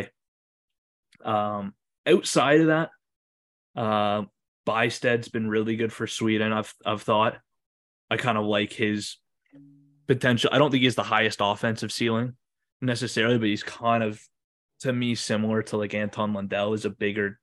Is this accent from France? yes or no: no; Canada; we're both Canadian